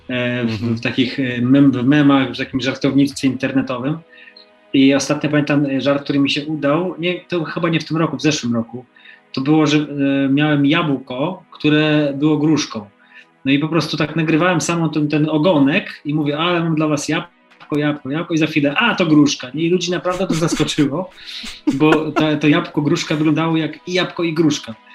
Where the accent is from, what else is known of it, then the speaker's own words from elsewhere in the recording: Poland; also born or lived in United States; się urodziłem w Polsce